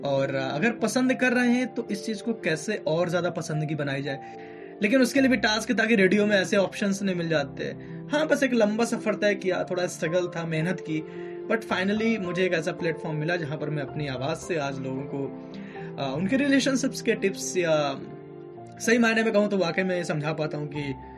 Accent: Allahabad, Uttar Pradesh, India; मैं एक ऐसी जगह से हूँ यानी कि इलाहाबाद से

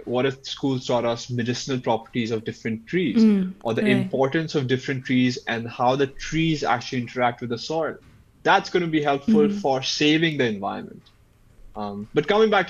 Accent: Chhattisgarh, India; also born or lived in Madhya Pradesh / United States; a place like Chhattisgarh, where I grew up in Chhattisgarh in Madhya Pradesh.

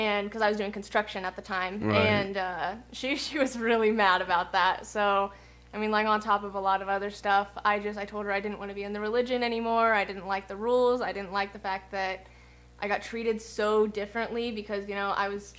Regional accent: Lebanon, United States; also born or lived in Memphis, Tennessee; I went to that school in Lebanon, my hometown, for 3 months

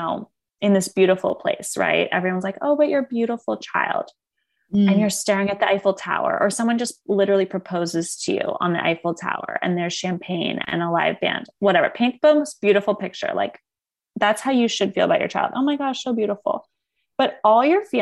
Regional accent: East Coast, United States; moved away; I grew up on the East Coast where everyone was in Manhattan

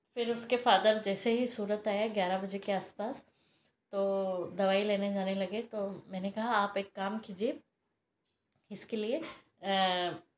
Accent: Indore, Madhya Pradesh, India; now in Mumbai, India; actually मेरा native place Indore है

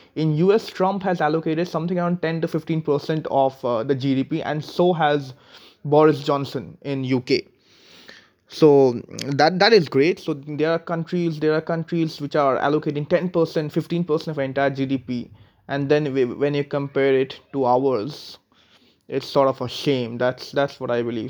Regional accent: India; being an Indian

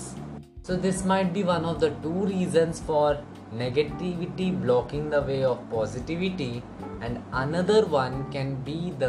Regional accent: India; I'm from India

